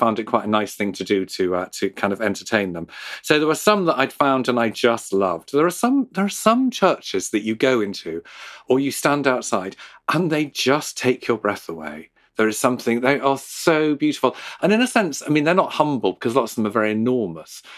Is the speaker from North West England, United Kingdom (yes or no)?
yes; Liverpool, North West England, United Kingdom; I grew up in Liverpool